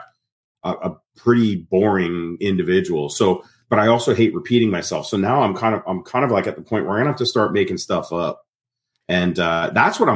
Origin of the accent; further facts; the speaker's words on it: Canada; I grew up in Canada. My parents were very British. My grandparents were very British. I was first generation Canadian.